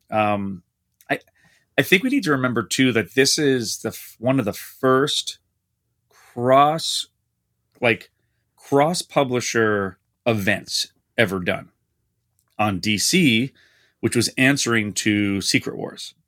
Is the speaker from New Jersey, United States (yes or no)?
yes; East Coast, New Jersey side near Manhattan, United States; now in Skokie, United States; I grew up on the East Coast. My parents are about twenty minutes from Manhattan on the New Jersey side